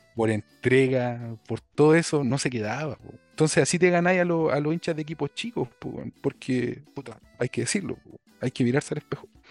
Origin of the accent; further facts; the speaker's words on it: Chillán, Ñuble, Chile; moved away as an adult; also born or lived in Santiago, Chile; now in Ireland; mi ciudad, mi ciudad natal, eh, que me vio crecer y que me vio fracasar, más no triunfar, e irme de, Chillán